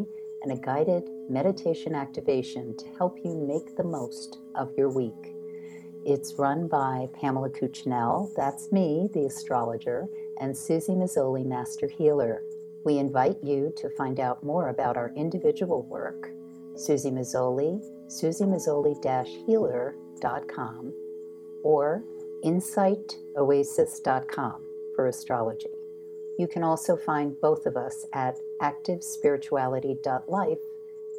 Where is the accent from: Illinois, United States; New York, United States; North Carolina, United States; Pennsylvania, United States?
New York, United States; moved away; being a New Yorker is a special day. Even though I don't live in New York anymore